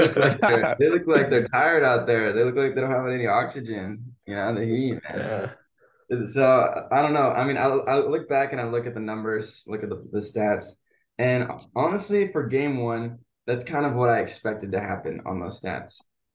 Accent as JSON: {"language": "English", "town": "Phoenix", "region": "Arizona", "country": "United States", "tie": "born or raised there", "said": "growing up in Phoenix"}